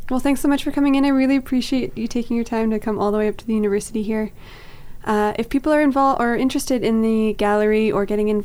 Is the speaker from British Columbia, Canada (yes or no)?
yes; Victoria, British Columbia, Canada; moved away as an adult; now in Prince George, Canada; I'm actually from Victoria. I've only been here for a couple of years myself.